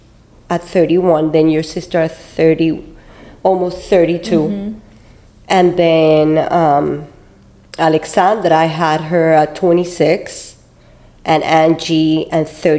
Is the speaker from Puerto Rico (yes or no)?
yes; Puerto Rico; moved away as an adult; also born or lived in Cuba (parents); now in Miami, United States; I was born here in Miami. My parents were Cuban, but I was raised in Puerto Rico, and then I came back to Miami around 1994.